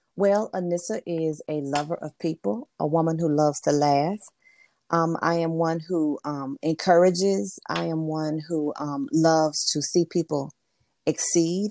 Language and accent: English; Memphis, Tennessee, United States; moved away as an adult; also born or lived in Mississippi; now in North Carolina, United States; I'm originally originally from Memphis, Tennessee, I'm currently now living in the state of North Carolina